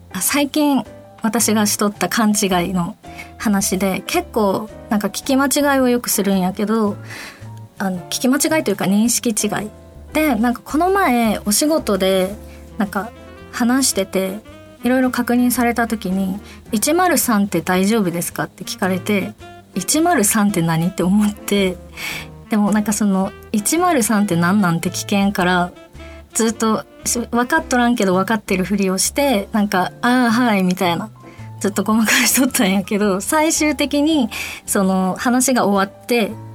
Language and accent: Japanese; Fukuoka, Japan; accent: Fukuoka-ben / Hakata-ben; 私が福岡弁で話していくコーナーです。で、えっと、私、えっと、タメ口じゃないと出ないので、博多弁、福岡弁が